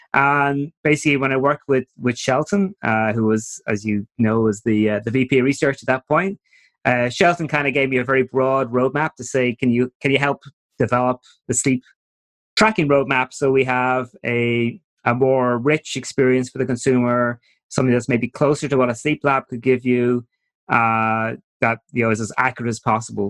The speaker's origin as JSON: {"language": "English", "country": "Ireland", "also_born_or_lived": "New York", "moved": "as an adult", "said": "as you might pick up from my accents during the talk, I'm originally from Ireland."}